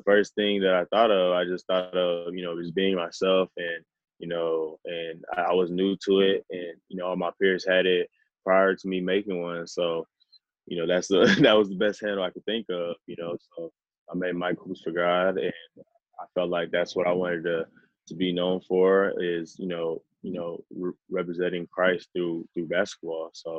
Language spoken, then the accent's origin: English; Nigeria; Being a Nigerian and coming from our culture, my parents actually instilled a lot of great things into me.